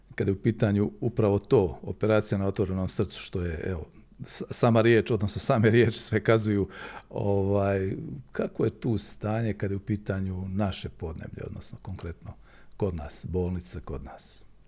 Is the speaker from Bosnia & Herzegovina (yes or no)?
yes; Herzegovina, Bosnia & Herzegovina; kod nas u Hercegovini